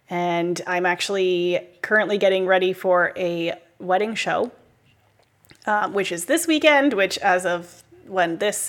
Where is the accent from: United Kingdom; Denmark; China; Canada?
Canada; it's hilarious to listen to as a Canadian.